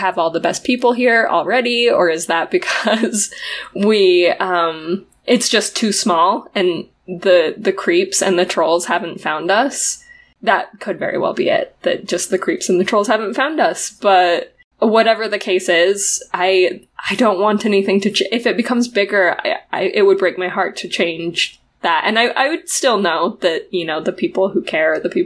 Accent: Utah, United States; moved away as an adult; now in New Mexico, United States; Emily and I are originally from Utah. We grew up for the most part there

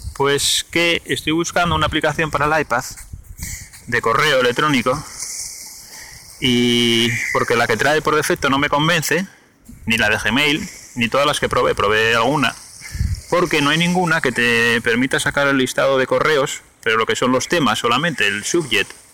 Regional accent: Gijón, Asturias, Spain; yo soy de Gijón

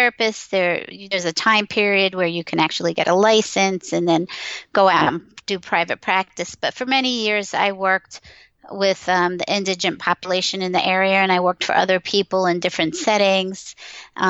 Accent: Long Island, New York, United States; moved away; also born or lived in Pennsylvania; I grew up in Long Island from a Jewish family

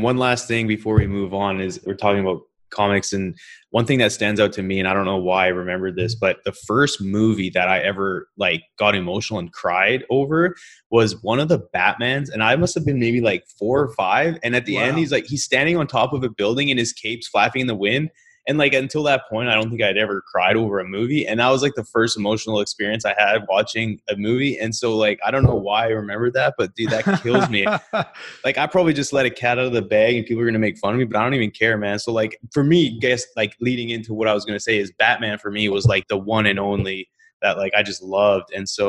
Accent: Canada; for me being Canadian, I mean, growing up Canadian is obviously a lot different than growing up in New York

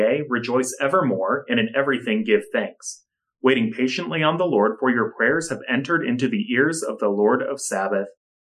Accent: United States; as an American Latter-day Saint living today

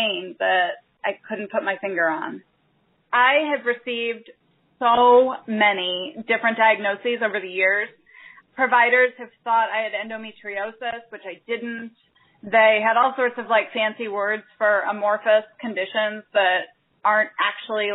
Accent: Chicago, Illinois, United States; moved away as an adult; also born or lived in Albuquerque; now in Chicago, United States; we were moving back to Chicago, my hometown

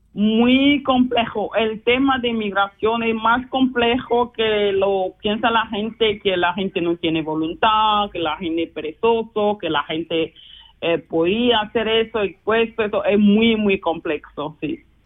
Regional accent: Luanda, Luanda Province, Angola; Spanish is a second language; moved away as an adult; now in Basel, Switzerland; yo soy de Angola, eh, vivo ahora hace casi, no casi, 24 años en Suiza, siempre región de Basilea

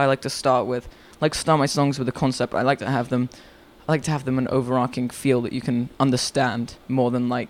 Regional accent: Histon, East of England, United Kingdom; I'm 14 years old, and I'm from Histon.

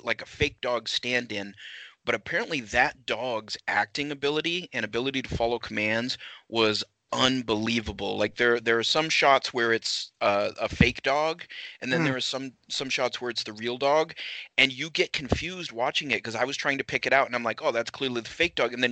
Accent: Waterville, Maine, United States; I was born in Waterville

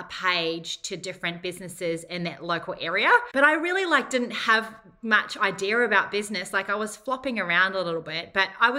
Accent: Whangarei, Northland, New Zealand; moved away as an adult; now in Gold Coast, Australia; I'm from Whangarei, which is a little town 2 hours north of Auckland. It's fairly low socioeconomic area, I suppose. Not maybe so much now, but when I grew up

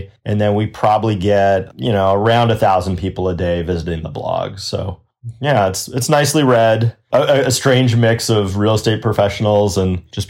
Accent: Winnipeg, Manitoba, Canada; accent: Canadian; moved away as an adult; now in United States; I was born in Winnipeg, up in Canada, lived in Canada for a long time, and then came down to the United States 15, 16 years ago. Having grown up in Canada, I have still a little bit of a Canadian accent.

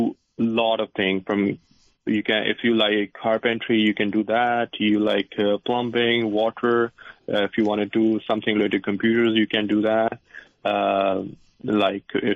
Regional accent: India; moved away as an adult; now in Fairfax, United States; I came from India. I worked over there as well.

